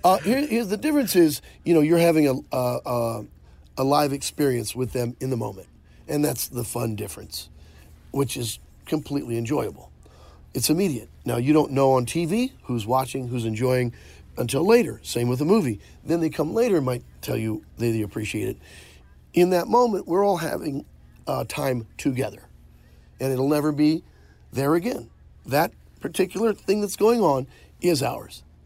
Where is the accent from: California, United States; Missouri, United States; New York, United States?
Missouri, United States; Tipton; I'm from Tipton, Missouri. We had three channels and two of them worked